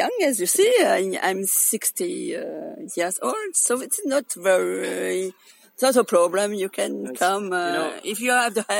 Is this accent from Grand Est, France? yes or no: yes; Alsace, Grand Est, France; I come from France in Alsace